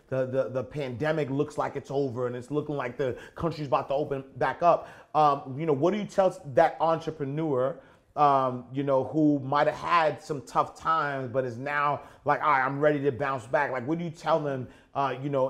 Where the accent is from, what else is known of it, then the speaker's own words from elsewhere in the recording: Haiti; I'm from Haiti